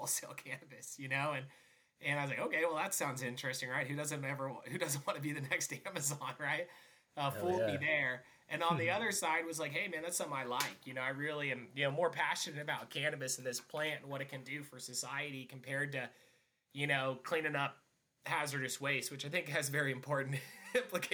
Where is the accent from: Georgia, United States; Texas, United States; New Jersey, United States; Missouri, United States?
Missouri, United States; Branson; I grew up in Branson, Missouri